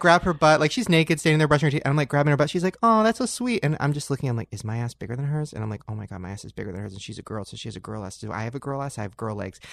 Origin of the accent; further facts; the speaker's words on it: Long Beach, California, United States; I grew up in Long Beach where all my friends were black